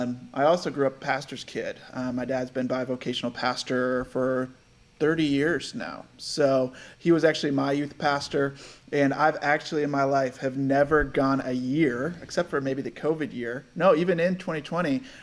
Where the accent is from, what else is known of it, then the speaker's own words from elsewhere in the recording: Rochester, New York, United States; moved away as an adult; now in San Diego, United States; I was born and raised in Rochester, New York